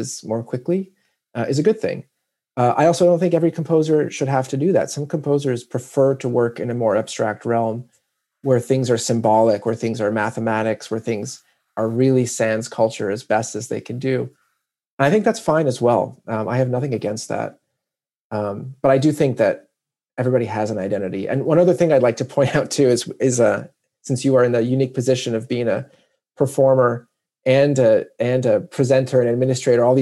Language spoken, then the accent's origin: English; New Mexico, United States; moved away; my experience as American born from New Mexico